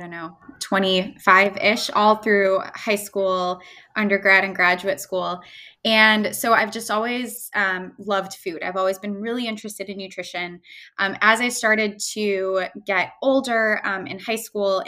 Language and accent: English; Chicago, Illinois, United States; moved away; I'm from Chicago originally